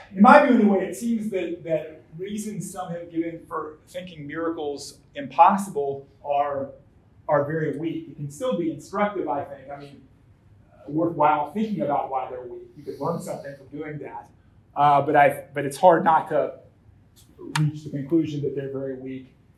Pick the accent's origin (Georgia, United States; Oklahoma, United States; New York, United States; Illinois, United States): Georgia, United States; Atlanta; now in St. Paul, United States; I, I, live in St. Paul, Minnesota, but I was born and raised in Atlanta, Georgia